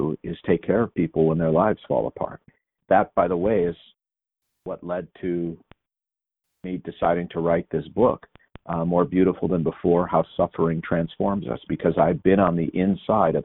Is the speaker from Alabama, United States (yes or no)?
no; St. Louis Park, Minnesota, United States; I was born and raised a Jew in a Jewish family in an almost exclusively Jewish neighborhood in Minnesota, of all places. This tiny little suburb in Minnesota called St. Louis Park